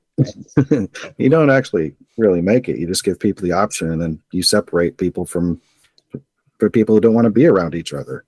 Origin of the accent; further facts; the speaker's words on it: Arcata, California, United States; I'm from Arcata